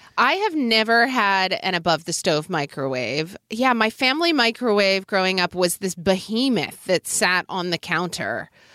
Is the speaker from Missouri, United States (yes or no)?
no; Oklahoma, United States; growing up in Oklahoma